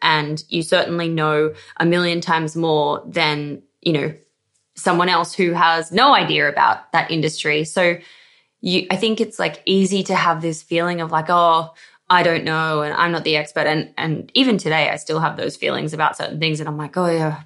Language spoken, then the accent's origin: English; Australia; accent: Aussie; I'm Australian somehow, even though I feel like I do have an Aussie accent